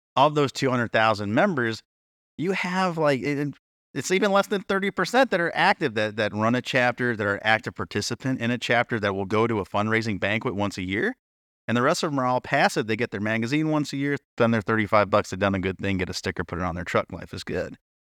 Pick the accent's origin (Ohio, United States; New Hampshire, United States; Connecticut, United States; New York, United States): New Hampshire, United States; my home state of New Hampshire